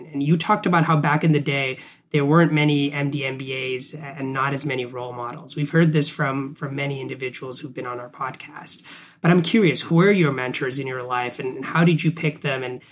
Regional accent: Canada; moved away; I grew up in Canada and my folks are still in Canada

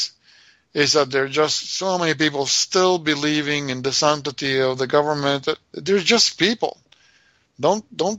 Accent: Argentina; moved away; we grew up there not believing in the government

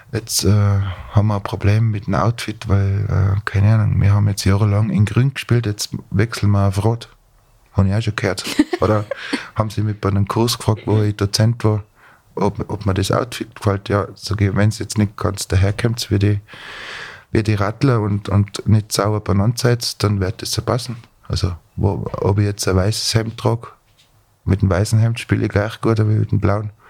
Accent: Tyrol, Austria; Also ich werde als Tiroler mein Polka oder mein Walzer immer anders spielen wie der Steirer.

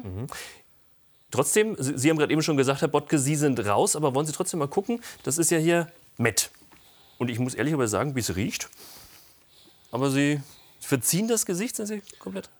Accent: Germany; bei uns in Deutschland

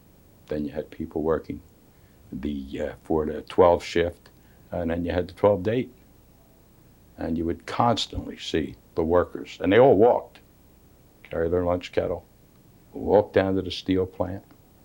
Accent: Swedeland, Pennsylvania, United States; I was born and raised in Sweedland.

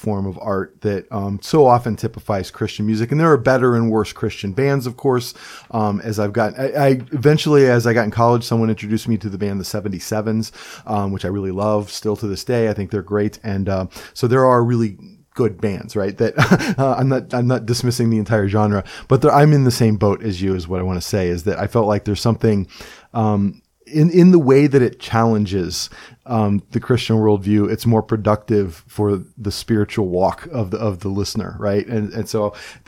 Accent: Cleveland, Ohio, United States; moved away; also born or lived in West Virginia (family) / Cresson, Pennsylvania (works); I grew up in Cleveland

